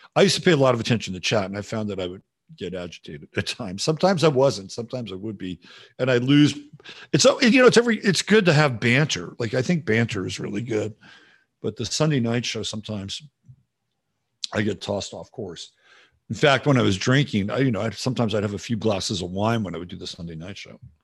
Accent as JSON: {"language": "English", "area": "Bay Area", "region": "California", "country": "United States", "said": "I'm from the Bay Area"}